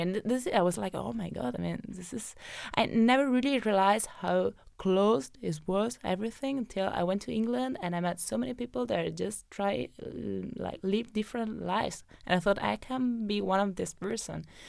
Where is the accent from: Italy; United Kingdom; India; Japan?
Italy; Benevento, Campania; moved away as an adult; also born or lived in Naples / Rome; I come from a valley where there's always fog